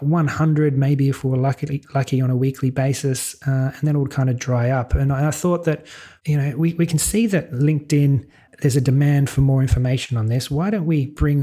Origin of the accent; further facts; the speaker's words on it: Sydney, New South Wales, Australia; accent: Australian; moved away as an adult; now in Malta; I'm an Aussie, born and bred in Sydney, but my partner, Sarah, she's Swedish, so that brought us across to Europe